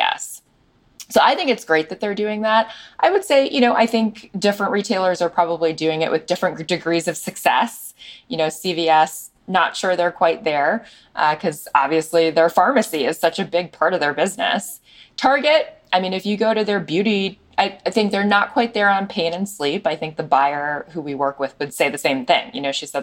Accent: Chicago, Illinois, United States; we run the business in Chicago, my hometown

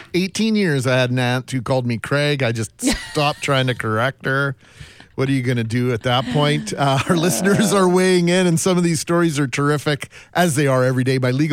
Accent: Brandon, Manitoba, Canada; I grew up in Brandon, Manitoba.

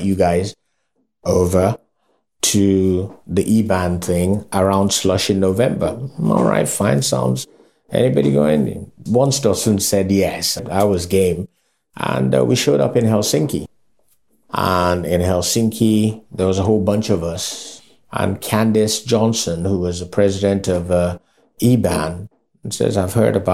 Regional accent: Lagos, Nigeria; out of the Yorubas also, I am from Lagos

